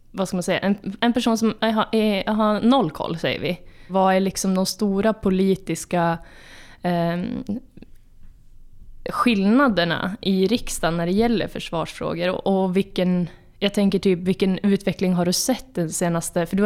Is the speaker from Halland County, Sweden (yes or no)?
no; Östersund, Jämtland, Sweden; also born or lived in Norrbotten; now in Piteå, Sweden; Mitt hemlän.